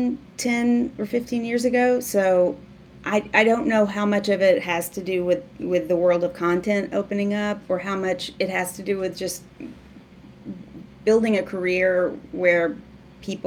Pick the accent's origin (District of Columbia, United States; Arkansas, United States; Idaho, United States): Arkansas, United States; Waldron; moved away; growing up in Waldron, I loved movies